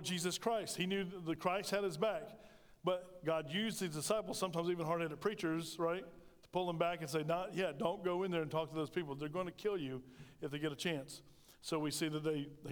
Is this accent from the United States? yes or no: yes; United States; we as Americans